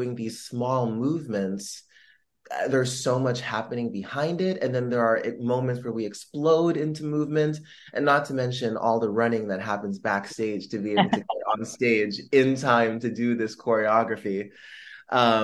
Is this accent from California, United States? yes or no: yes; Los Angeles, California, United States; moved away as an adult; I was born and raised in Los Angeles, California, but both of my parents immigrated here from the Philippines